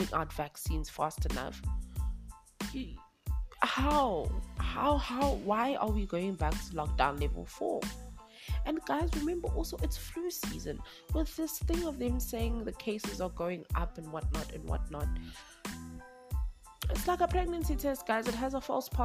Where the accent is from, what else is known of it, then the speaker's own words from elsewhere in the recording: Durban, KwaZulu-Natal, South Africa; moved away as an adult; now in Johannesburg, South Africa; I'm from Durban. I'm from warmer pastures. I'm from the coast. So this is my first winter that I've experienced here in Johannesburg